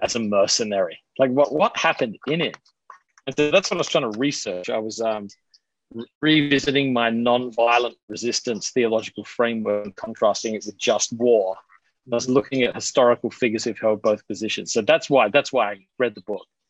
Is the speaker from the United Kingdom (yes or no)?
no; Adelaide, South Australia, Australia; moved away; I'm originally from Australia. I'm from Adelaide, South Australia